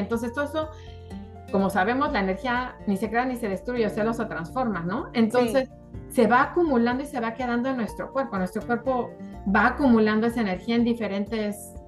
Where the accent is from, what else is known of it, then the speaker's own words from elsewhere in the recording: Mexico; also born or lived in South Florida, United States; now in Florida, United States; soy mexicana, eh, estoy radicando en Miami, Florida